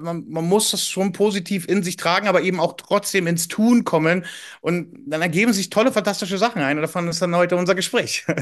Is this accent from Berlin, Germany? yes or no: yes; Berlin, Germany; Ich bin ursprünglich Berliner